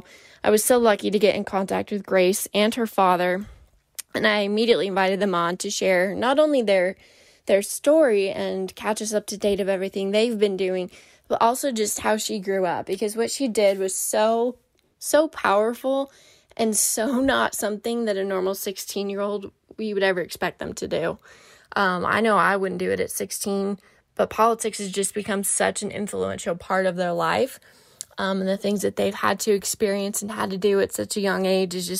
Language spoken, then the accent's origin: English; Wyoming, United States; moved away as an adult; now in Arizona, United States; I was born and raised in Wyoming, moved here to Arizona in 2018 to get my undergrad